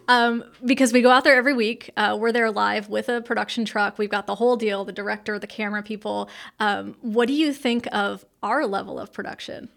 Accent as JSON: {"language": "English", "region": "California", "country": "United States", "tie": "born or raised there", "moved": "yes", "lives_now": "North Carolina, United States", "said": "I did not grow up in North Carolina. I grew up in California"}